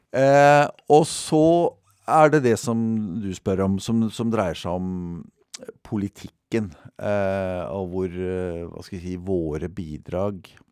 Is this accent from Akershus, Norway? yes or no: yes; Bærum, Akershus, Norway; jeg er født og oppvokst i Bærum